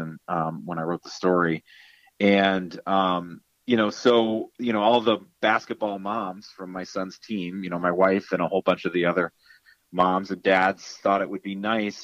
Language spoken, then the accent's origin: English; Canton, New York, United States; I grew up here in Canton, and then I went to St. Lawrence as a townie.